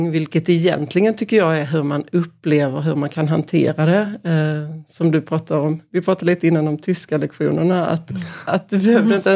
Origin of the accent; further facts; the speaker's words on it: Korpilombolo, Norrbotten County, Sweden; Så jag kan inte säga att jag är från Pajala. Utan, eller jag kan säga att jag är från Korpilombolo utan jag säger att jag är från Pajala.